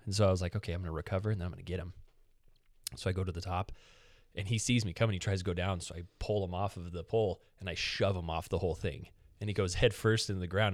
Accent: United States; we're American

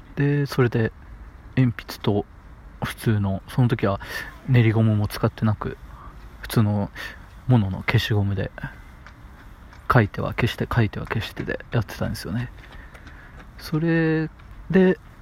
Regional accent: Matsuyama, Ehime, Japan; 愛媛県の出身でして、まあ、松山市ってところで道後温泉があるところですね

